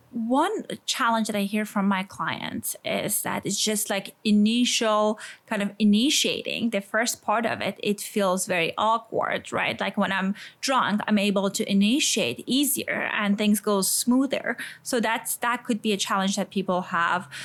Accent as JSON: {"language": "English", "country": "Iran", "tie": "born or raised there", "accent": "Iranian", "second_language": "English", "moved": "yes", "said": "I grew up in a kind of, a, as people can guess from my accent, I'm Iranian in a conservative community"}